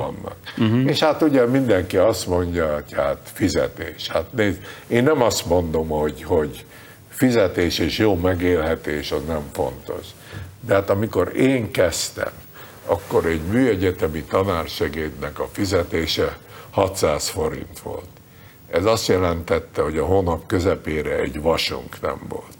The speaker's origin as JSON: {"language": "Hungarian", "region": "Budapest", "country": "Hungary", "tie": "born or raised there", "moved": "as an adult", "lives_now": "United States"}